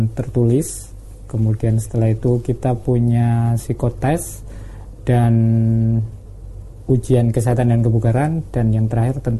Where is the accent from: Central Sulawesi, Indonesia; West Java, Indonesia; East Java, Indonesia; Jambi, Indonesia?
East Java, Indonesia; Saya favorit karena saya Jawa Timur ya Mas, sukanya sih pecel